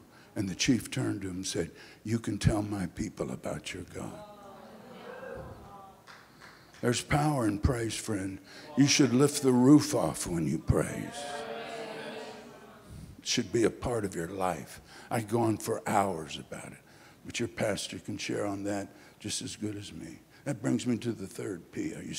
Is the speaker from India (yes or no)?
yes; Kolkata, West Bengal, India; born there; I was born in Calcutta, India. My parents were missionaries there, started the great Calcutta Revival Center, started a Bengali work.